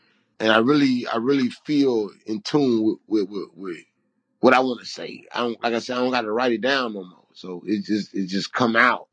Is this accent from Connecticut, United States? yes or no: no; Chicago, Illinois, United States; I'm from Chicago.